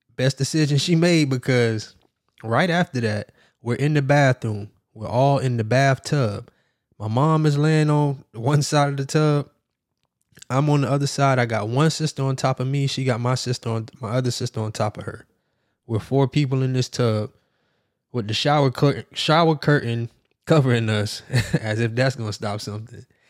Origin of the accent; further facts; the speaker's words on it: Miami, Florida, United States; I'm from Miami, Florida, and we know all about hurricanes